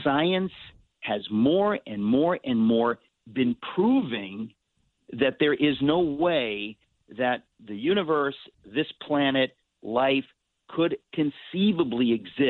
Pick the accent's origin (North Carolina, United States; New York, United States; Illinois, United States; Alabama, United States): New York, United States; I'm a New Yorker. I was born in New York, in Queens. I've lived in New York